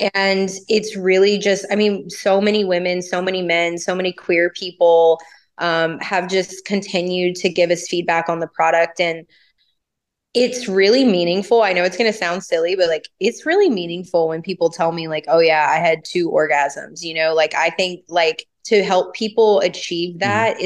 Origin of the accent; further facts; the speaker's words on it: Los Angeles, California, United States; also born or lived in the South (US); I grew up in Los Angeles and I started working at a dispensary at 18.